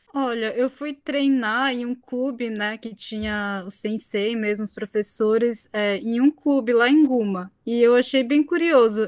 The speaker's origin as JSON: {"language": "Portuguese", "country": "Brazil", "moved": "yes", "lives_now": "Japan", "said": "no meu caso eu sou brasileira, mas eu pareço japonesa"}